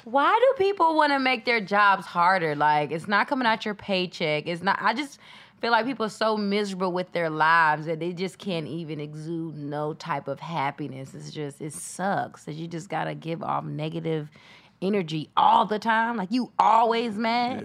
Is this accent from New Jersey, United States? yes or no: no; Atlanta, Georgia, United States; moved away as an adult; now in Los Angeles, United States; I'm from Atlanta, so I'm like, you know, grew up on the east side, Stone Mountain